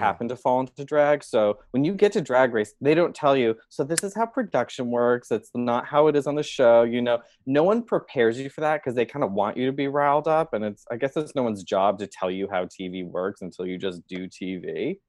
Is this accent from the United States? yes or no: yes; Boston, Massachusetts, United States; moved away as an adult; now in Chicago, United States; I grew up in Boston and New England